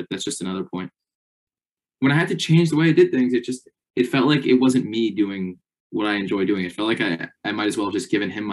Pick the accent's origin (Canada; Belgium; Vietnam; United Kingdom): Canada; I'm Canadian.